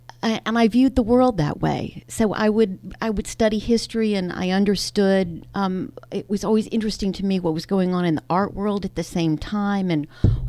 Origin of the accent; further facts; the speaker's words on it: Greensboro, North Carolina, United States; moved away as an adult; also born or lived in New York City / Boston / Philadelphia; Well, I'm a Southerner, so I grew up in North Carolina, one of five kids in Greensboro